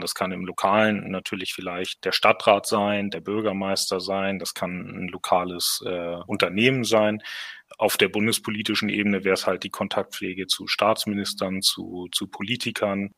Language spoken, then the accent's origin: German; Hamburg, Germany; moved away; also born or lived in southwest Germany; Gebürtig aus Hamburg